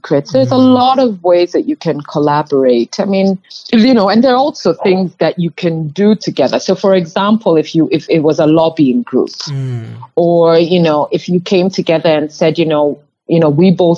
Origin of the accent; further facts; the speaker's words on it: Kenya; moved away; I grew up in Kenya